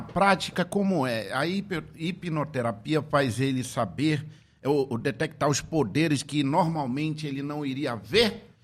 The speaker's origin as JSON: {"language": "Portuguese", "town": "Tefé", "region": "Amazonas", "country": "Brazil", "tie": "born or raised there", "said": "quando eu era criança, lá em Tefé, na minha querida cidade"}